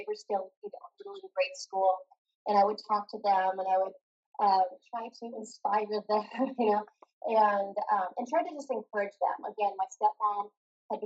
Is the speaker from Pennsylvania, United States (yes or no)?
no; Montana, United States; also born or lived in California; he moved to Montana, where my grandpa had lived. And so a little tiny town, it was, you guys, 225 people was the population where I grew up.